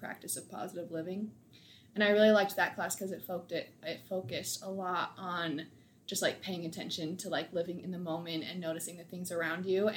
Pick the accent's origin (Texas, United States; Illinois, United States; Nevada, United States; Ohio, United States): Nevada, United States; Reno; moved away as an adult; now in Provo, United States; I'm from Reno, Nevada, or just a small town outside of it